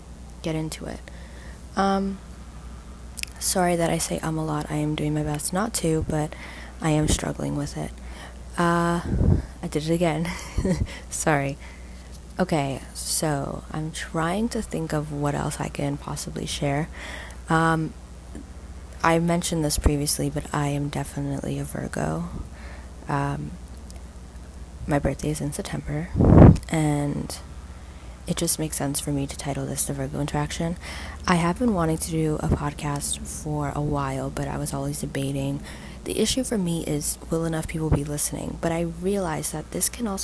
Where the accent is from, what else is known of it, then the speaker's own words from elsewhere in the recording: Toronto, Ontario, Canada; I grew up in Toronto, Ontario, and I currently do not live in Toronto